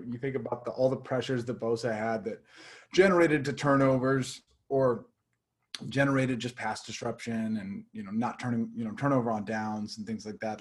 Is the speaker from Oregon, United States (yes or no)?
yes; Portland, Oregon, United States; now in Los Angeles, United States; I am from Portland, Oregon